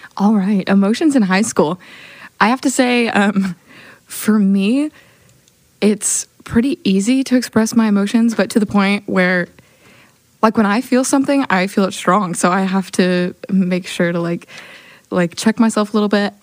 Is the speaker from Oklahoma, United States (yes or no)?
yes; Oklahoma City, Oklahoma, United States; I'm from Oklahoma City, Oklahoma.